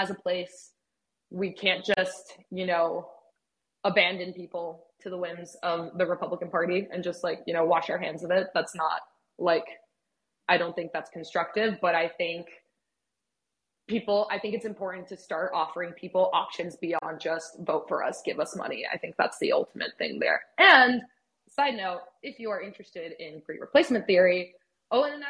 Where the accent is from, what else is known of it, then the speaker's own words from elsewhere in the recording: Mexico; also born or lived in United States; I am also from Mexico